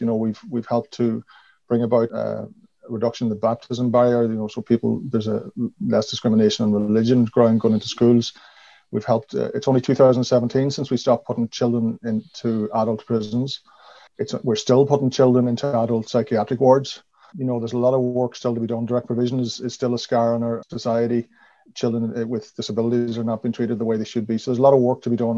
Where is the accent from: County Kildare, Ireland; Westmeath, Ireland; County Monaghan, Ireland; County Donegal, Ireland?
County Donegal, Ireland; Donegal; moved away as an adult; also born or lived in Tuam / Galway / Dublin / London; I grew up in Donegal town, a small town with only 2,000 people.